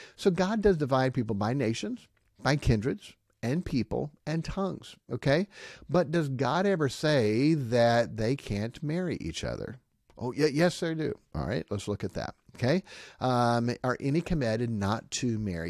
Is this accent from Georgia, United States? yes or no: no; Tennessee, United States; I'm from Tennessee